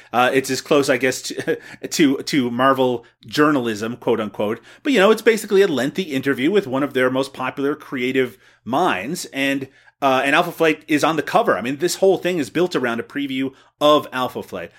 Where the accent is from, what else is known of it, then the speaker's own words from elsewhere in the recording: Canada; me as a Canadian